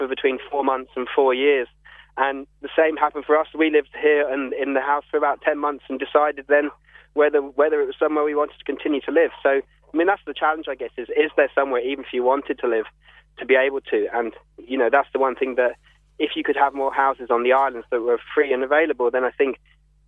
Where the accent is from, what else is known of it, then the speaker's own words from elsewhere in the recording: London, United Kingdom; also born or lived in Dublin; now in Cape Clear, Ireland; I'm from London, although we came here from Dublin.